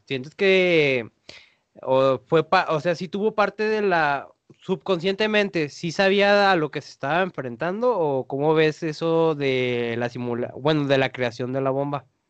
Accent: Mexico; acá en el español mexicano como lo escribimos

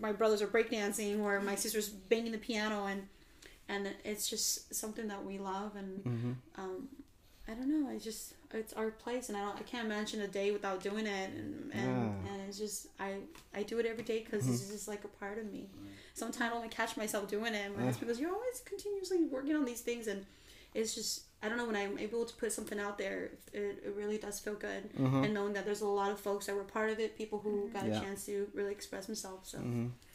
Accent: Oak Park, United States; we grew up in Oak Park

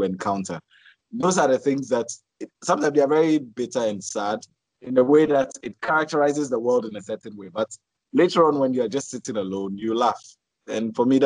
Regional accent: Accra, Greater Accra, Ghana; now in Tamale, Ghana; So I was born in Tamale, 1987. And then in 89, Oh, yeah. 89, we moved to Accra

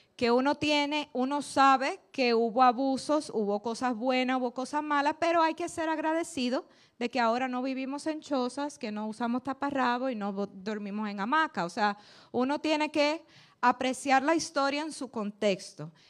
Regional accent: Dominican Republic; Nosotros como dominicanos

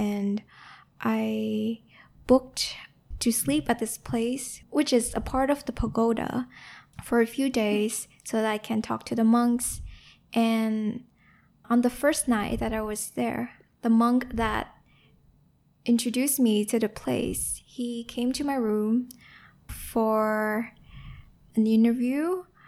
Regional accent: Ho Chi Minh City, Vietnam; moved away; also born or lived in Bao Loc, Lam Dong, Vietnam / United States; the environment I grew up in in Saigon

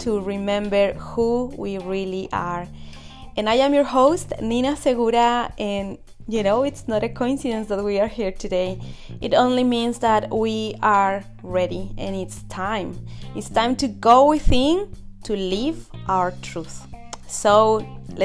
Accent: Ecuador; moved away; I come from Ecuador, South America

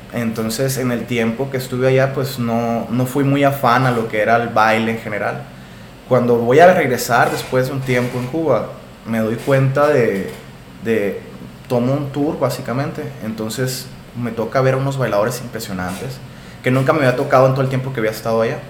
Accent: Hermosillo, Sonora, Mexico; soy aquí originario de Hermosillo, Sonora

